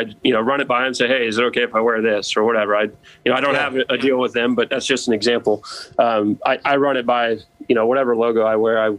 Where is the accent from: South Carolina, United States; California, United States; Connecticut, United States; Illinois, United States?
South Carolina, United States; Charleston; also born or lived in Chattanooga, Tennessee / Pittsburgh, Pennsylvania; I'm from Charleston. I was born in Chattanooga, Tennessee. We lived there for 4 or 5 years. We moved to Charleston when I was 5 years old.